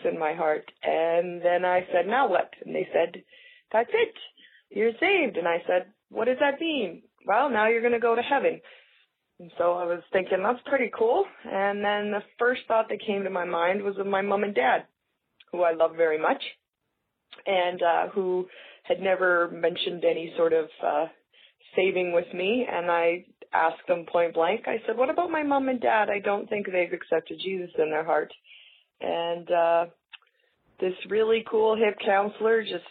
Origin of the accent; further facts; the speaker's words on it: Canada; I'm from Canada